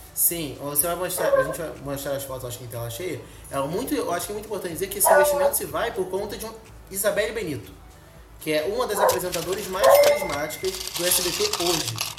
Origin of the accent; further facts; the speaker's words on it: Rio de Janeiro, Brazil; Para mim que sou do Rio